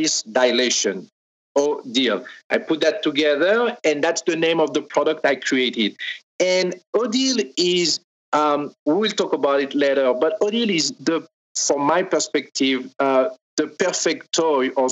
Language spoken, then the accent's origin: English; France; accent: French; English is a second language; now in Los Angeles, United States; I am French.